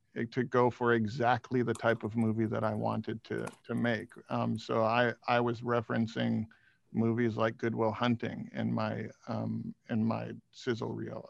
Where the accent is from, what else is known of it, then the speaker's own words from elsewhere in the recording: Hawaii, United States; I grew up in Hawaii